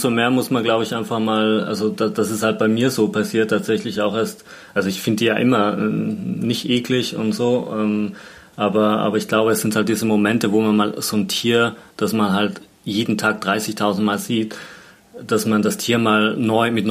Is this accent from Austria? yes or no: yes; Tyrol, Austria; Ich erinnere mich noch in, in, in Tirol, wo ich aufgewachsen bin, hatte jemand früher einen, einen Pfau im Garten.